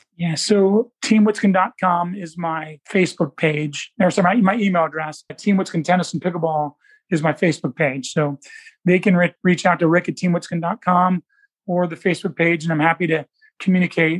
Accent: Indianapolis, Indiana, United States; also born or lived in Alabama; Indianapolis, which I've been in my all, all my life, except for the University of Alabama

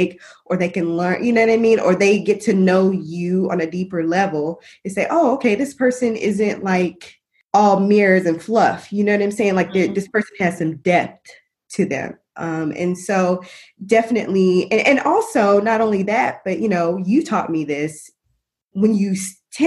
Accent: Little Rock, Arkansas, United States; moved away; I'm from born and raised in Little Rock, Arkansas / North Little Rock

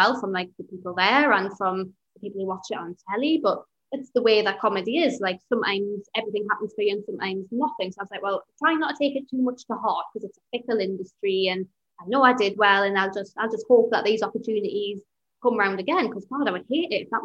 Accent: Newcastle upon Tyne, North East England, United Kingdom; as a Geordie

